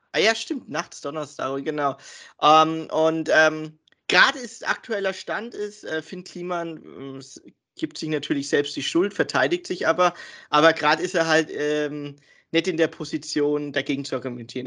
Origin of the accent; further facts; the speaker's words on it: Germany; wir sind Deutsche natürlich, wir sind hier geboren und aufgewachsen, aber wir haben einen Migrationshintergrund